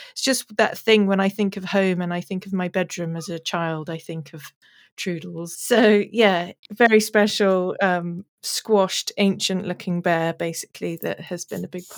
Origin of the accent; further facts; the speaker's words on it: South Africa; also born or lived in London, United Kingdom; But I was born in London and we lived in Putney and Wimbledon and places like that. And then we moved to South Africa when I was 8.